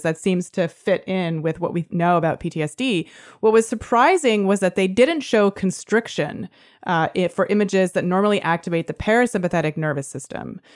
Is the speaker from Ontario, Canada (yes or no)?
yes; Toronto, Ontario, Canada; now in San Francisco, United States; my hometown of Toronto